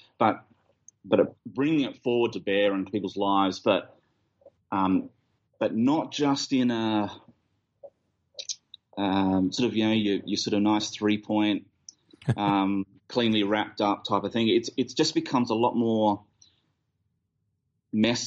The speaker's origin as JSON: {"language": "English", "country": "Australia", "said": "we're Australian"}